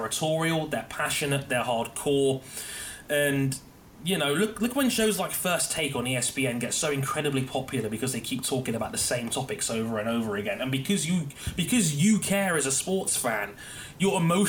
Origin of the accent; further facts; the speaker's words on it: London, United Kingdom; I was born and raised in London, England